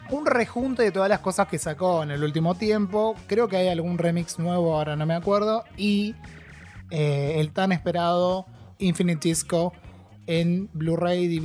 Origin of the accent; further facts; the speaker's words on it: Argentina; yo que soy el embajador argentino